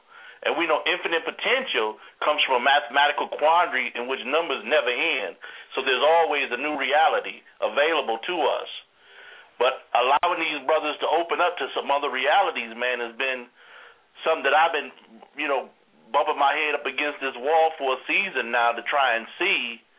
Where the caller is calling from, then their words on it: Greensboro, North Carolina, United States; I'm calling from Greensboro, North Kakalaki.